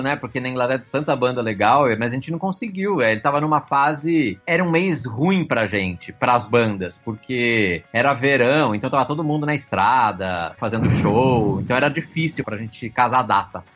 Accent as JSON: {"language": "Portuguese", "town": "Piracicaba", "region": "São Paulo", "country": "Brazil", "tie": "born or raised there", "accent": "caipira", "moved": "as an adult", "lives_now": "São Paulo, Brazil", "said": "Eu sou caipira, eu sou de Piracicaba, no interior de São"}